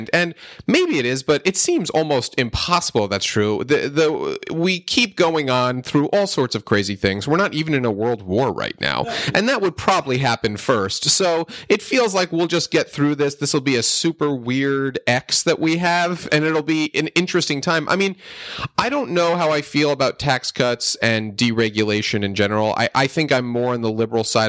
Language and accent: English; Northeast, United States; I grew up in the Northeast, in a pretty liberal area